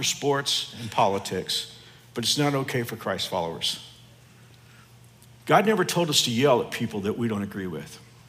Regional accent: Texas, United States; now in Kansas, United States; you've already picked up the fact that I'm from Texas, although going on 38 years here has made me a Kansan. I've lost most of my accent except for the long A's. They always give me away. But I am from Texas

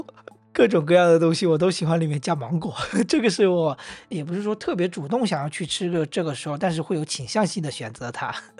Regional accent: Wenzhou, Zhejiang, China; also born or lived in Hangzhou; 都是温州人

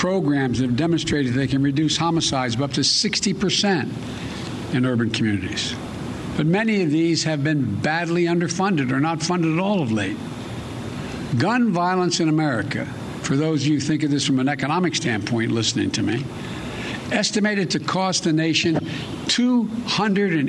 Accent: Delaware, United States; my home state of Delaware

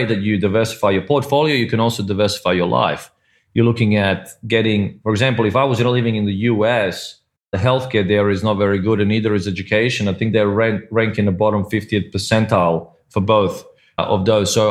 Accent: Australia; also born or lived in Croatia; now in Malta; I'm originally I was born in Croatia, so that is kind of close to home but it has those opportunities, as you said. And Malta, just like Cyprus, just like where you are, Mike, which is Singapore, where I lived before, which is Hong Kong, or where we're from, Australia

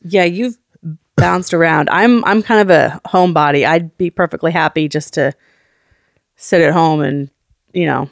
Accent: Oakland, California, United States; We grew up in Oakland, California, up in the Montclair

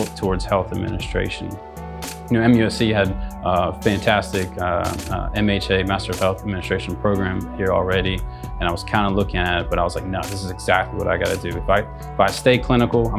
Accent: outside of Pittsburgh, Pennsylvania, United States; moved away as an adult; also born or lived in Greenville, South Carolina; I grew up outside of Pittsburgh

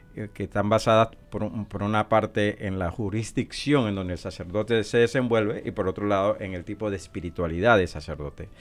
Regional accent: Colón, Panama; also born or lived in Puerto Rico / Honduras; now in Omaha, United States; yo soy originario de la, de la ciudad de Colón, de la República de Panamá

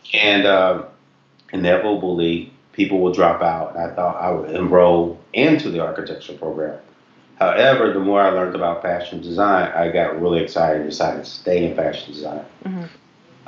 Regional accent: Knoxville, Tennessee, United States; moved away; also born or lived in Ohio; we grew up in Knoxville, Tennessee

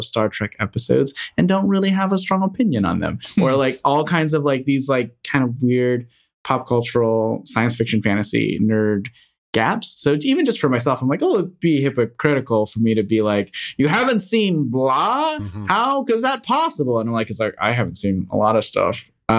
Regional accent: United States; I grew up in the United States, but my family primarily spoke Chinese and like consumed a lot of Chinese media as a kid.

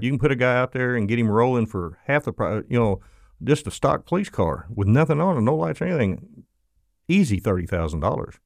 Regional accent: Florida, United States; accent: southern; me with my southern accent and Florida

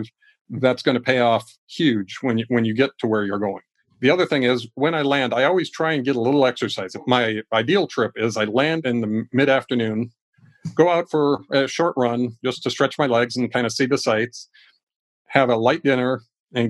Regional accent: Ecuador; now in United States; I was raised in another country. I grew up in Ecuador.

